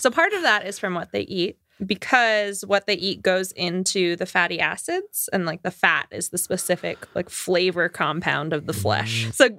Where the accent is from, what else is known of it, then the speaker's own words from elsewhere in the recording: Florida, United States; I'm from Florida. That's very Florida. When I was in Florida, I had the option to have like gator strips